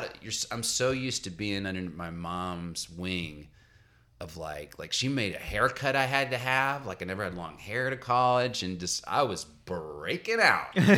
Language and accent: English; Little Rock, Arkansas, United States; moved away; also born or lived in Massachusetts; I'm from Little Rock, Arkansas